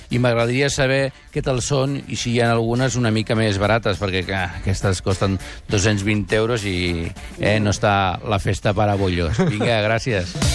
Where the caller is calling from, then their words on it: Masquefa, Catalonia, Spain; de Masquefa.